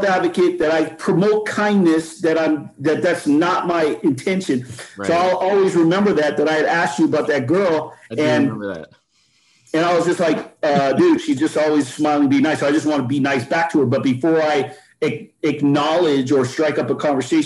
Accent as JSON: {"language": "English", "town": "Las Vegas", "region": "Nevada", "country": "United States", "tie": "born or raised there", "also_born_or_lived": "New York", "said": "I was born in New York. I was raised in Las Vegas."}